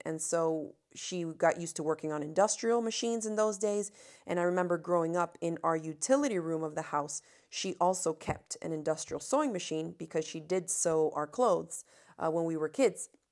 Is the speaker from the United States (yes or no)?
yes; Miami, Florida, United States; I come from Miami, Florida, where, uh, I grew up with no air conditioning.